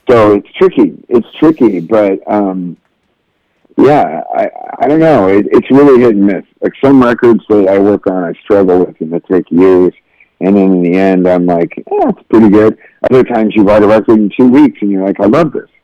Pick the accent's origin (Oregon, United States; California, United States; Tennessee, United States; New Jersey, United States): California, United States; Southern; I'm from Southern California